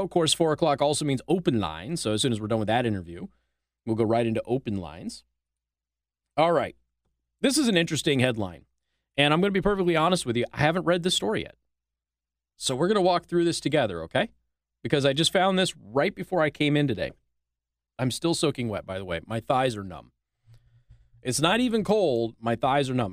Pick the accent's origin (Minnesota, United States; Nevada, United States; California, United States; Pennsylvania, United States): Nevada, United States; my home state of Nevada